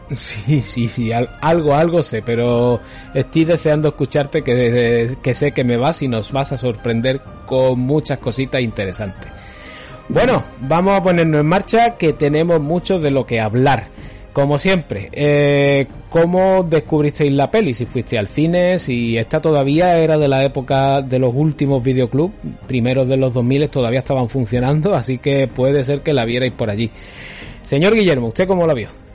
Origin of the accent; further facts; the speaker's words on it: Málaga, Andalusia, Spain; nos criamos en el Five Point de, Málaga